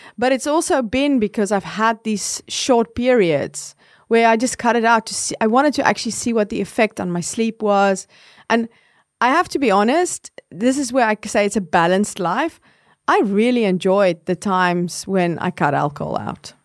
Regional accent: South Africa; I grew up in South Africa

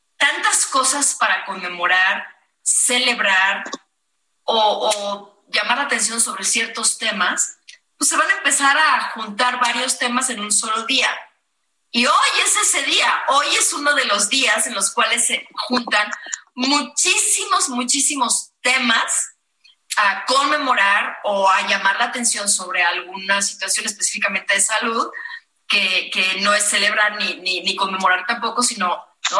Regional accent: Michoacán, Mexico; now in Mexico City, Mexico; yo que vengo del hermosísimo estado de Michoacán

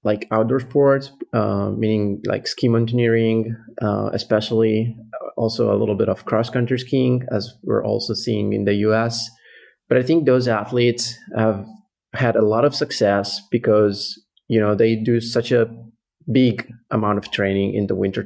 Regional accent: Italy; also born or lived in Lake Como, Italy; I'm from Italy and I live on the south side of the Italian Alps near Como Lake

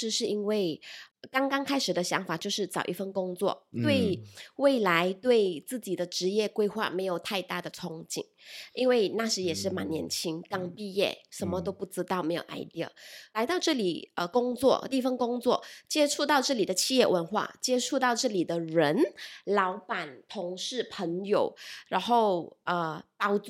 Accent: Malaysia; 我我马来西亚人哦

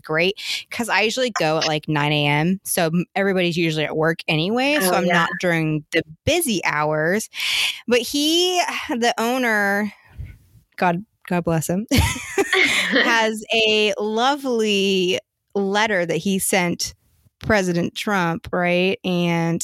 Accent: Oregon, United States; now in South Carolina, United States; I'm from the Northwest. You know, I grew up in Oregon

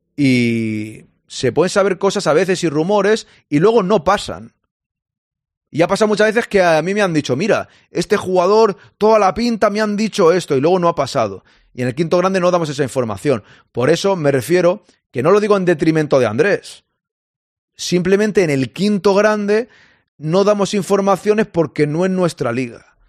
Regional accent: Catalonia, Spain; now in Barcelona, Spain; yo soy catalán, que yo vivo en Barcelona

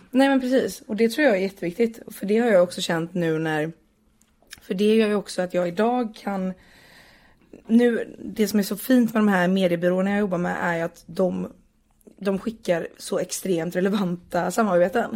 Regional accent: Partille, Västra Götaland, Sweden; jag är uppvuxen utanför Göteborg i en kommun som heter Partille.

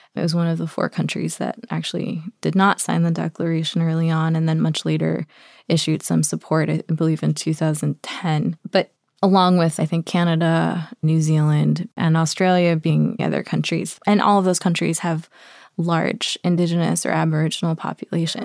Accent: New York, United States; also born or lived in Cusco, Peru; I was born and raised in New York, actually, but have spent extensive parts of my life pretty much every year in Peru and in the mountains where my family's from, in Cusco and the Sacred Valley

